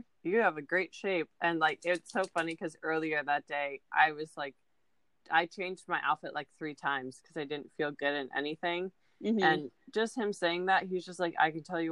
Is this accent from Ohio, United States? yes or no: yes; Ohio, United States; now in Florida, United States; where I'm from Ohio